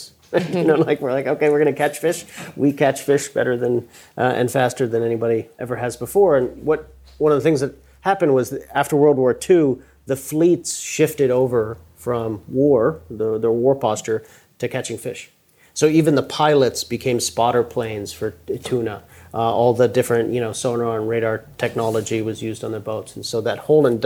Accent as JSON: {"language": "English", "town": "Maddox Cove", "region": "Newfoundland and Labrador", "country": "Canada", "tie": "born or raised there", "said": "I grew up in Newfoundland, Canada"}